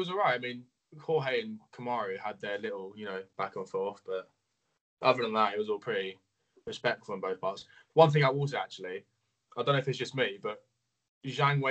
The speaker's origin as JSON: {"language": "English", "region": "England", "country": "United Kingdom", "said": "I'm from England. So, yeah, UK."}